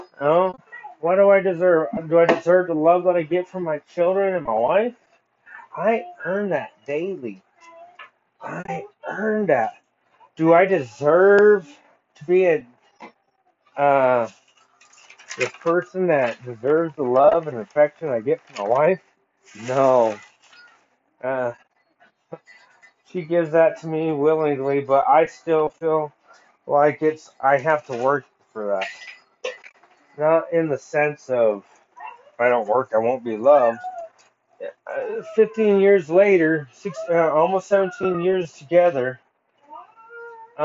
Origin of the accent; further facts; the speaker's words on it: United States; as American people